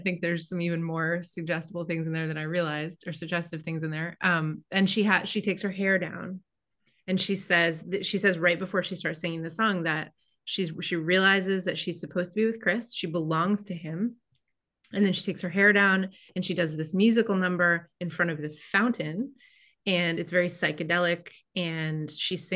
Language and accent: English; Ireland; I'm Irish